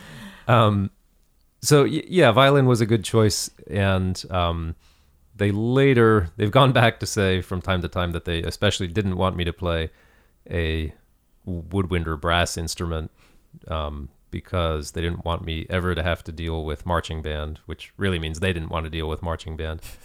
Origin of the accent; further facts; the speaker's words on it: Lexington, Kentucky, United States; moved away; I'm from Kentucky originally, Lexington, Kentucky